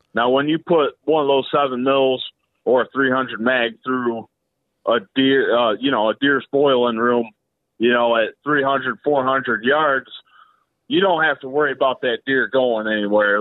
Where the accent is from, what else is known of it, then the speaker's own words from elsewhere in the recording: a rural town near Elmira, New York, United States; now in Elmira, United States; I'm not from Elmira, that's just where I live right now. So, but yeah, I, I'm from a rural town out this way